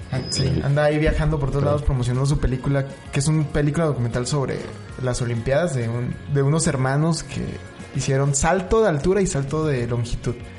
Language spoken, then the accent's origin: Spanish; Mexico City, Mexico; now in Chihuahua, Mexico; ya soy el fotógrafo de Chihuahua, pero soy chilango